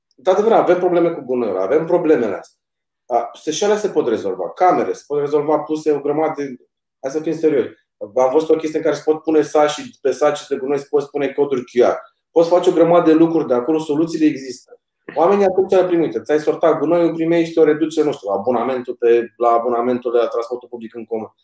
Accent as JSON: {"language": "Romanian", "town": "Ploiești", "region": "Prahova", "country": "Romania", "said": "eu tot vă sunt din Ploiești"}